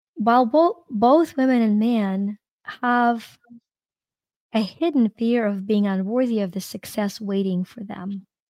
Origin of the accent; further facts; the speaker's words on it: Ukraine; moved away as an adult; I'm from Ukraine